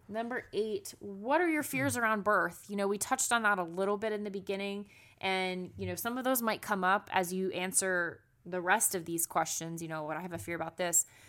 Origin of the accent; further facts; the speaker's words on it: South Florida, United States; now in Atlanta, United States; I'm born and raised in Florida